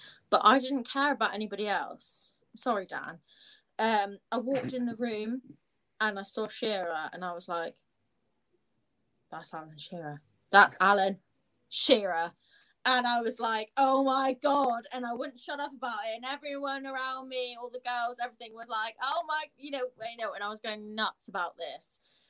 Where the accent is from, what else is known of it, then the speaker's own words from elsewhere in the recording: Plymouth, South West England, United Kingdom; now in Manchester, United Kingdom; I'm closer to London in Manchester than I ever have been growing up in Plymouth, like so far down south.